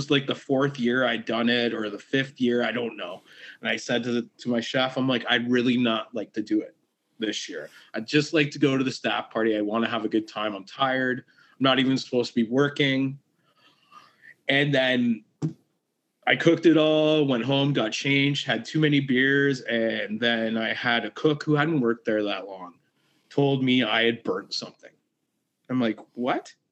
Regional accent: Kingston, Ontario, Canada; I'm from Kingston

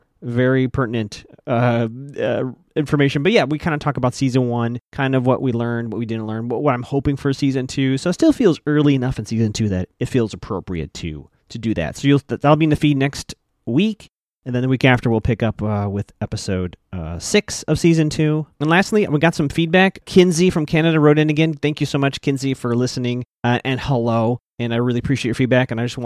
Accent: Chicago, Illinois, United States; I grew up in Chicago

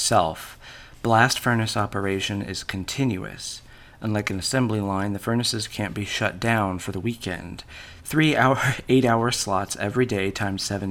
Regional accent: Oklahoma, United States; I'm not from the UK. I'm from Oklahoma

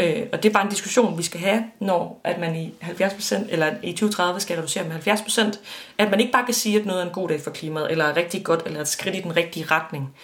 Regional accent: West Jutland, Central Denmark Region, Denmark; jeg er vokset op i Vestjylland

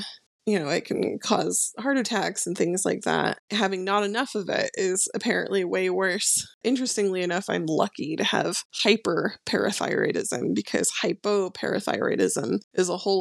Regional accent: Bay Area, California, United States; I was born and raised in California and was a total, like, typical Bay Area, you know, they call us, like, crunchy granola type person

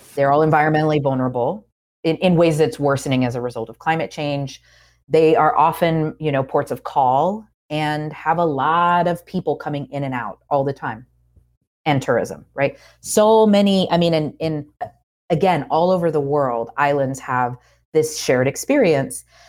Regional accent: Georgia, United States; moved away as an adult; also born or lived in Puerto Rico / Oakland / New York; now in North Carolina, United States; I grew up in Georgia, but I live in North Carolina now.

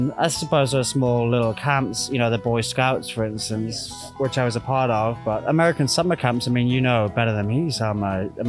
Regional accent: England, United Kingdom; I'm a British chap, and what's interesting is that we don't really have that tradition in England.

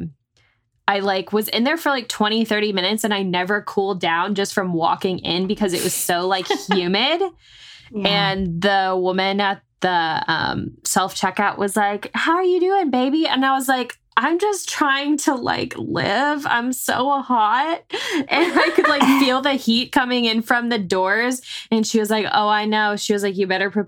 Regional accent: North Texas, United States; growing up in North Texas

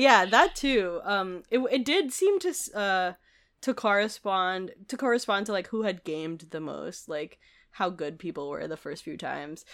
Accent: Manila, Metro Manila, Philippines; moved away; I grew up in Manila

